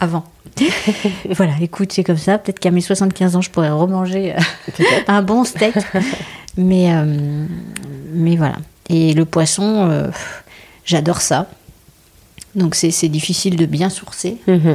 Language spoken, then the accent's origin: French; Bordeaux, Nouvelle-Aquitaine, France; on est de Bordeaux